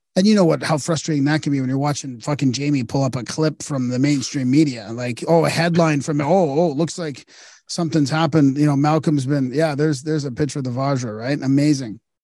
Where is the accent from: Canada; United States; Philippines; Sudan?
Canada; I'm Canadian